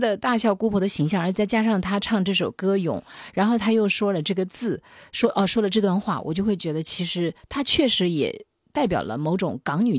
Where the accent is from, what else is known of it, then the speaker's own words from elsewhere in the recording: Shenzhen, Guangdong, China; 特别是我们深圳人，就其实就是一个一个都是孤勇者